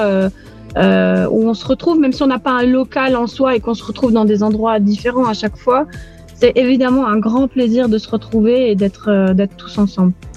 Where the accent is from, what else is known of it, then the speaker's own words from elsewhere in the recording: Aix-en-Provence, Provence-Alpes-Côte d'Azur, France; moved away as an adult; also born or lived in Beirut, Lebanon; now in Nicosia, Cyprus; Je suis d'Aix-en-Provence, du sud de la France, au pays des cigales.